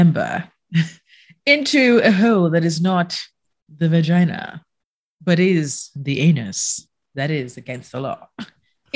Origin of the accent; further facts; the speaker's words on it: Jamaica; moved away as an adult; I was born and raised in Jamaica. I left there when I was in my 20s.